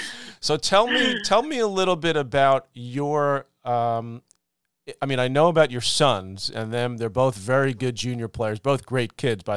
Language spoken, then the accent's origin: English; New York City, New York, United States; I grew up in Douglaston, which is a little suburban part of Queens